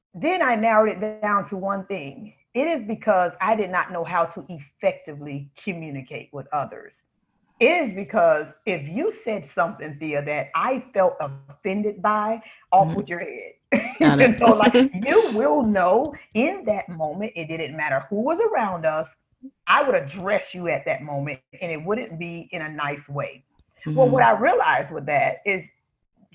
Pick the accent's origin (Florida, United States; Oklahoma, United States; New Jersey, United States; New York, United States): Florida, United States; South; I grew up in Florida, sunny South Florida. Hasn't been that way recently, but it's my hometown.